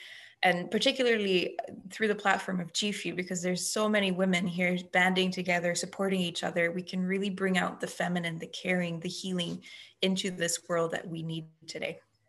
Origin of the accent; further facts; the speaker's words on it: Belgium; also born or lived in Canada; So I am from Belgium and Canada.